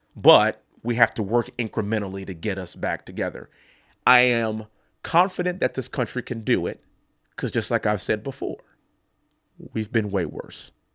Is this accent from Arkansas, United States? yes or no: no; Texas, United States; also born or lived in Ithaca, New York; I am a Texan. I come from an energy capital of the world